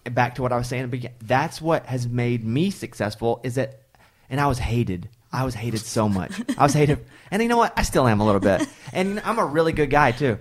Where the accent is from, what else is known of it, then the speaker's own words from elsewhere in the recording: Mountain Pine, Arkansas, United States; moved away; also born or lived in Texas; I grew up in Arkansas